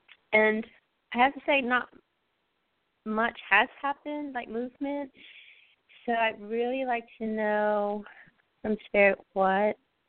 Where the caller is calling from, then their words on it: Texas, United States; I'm calling from Texas.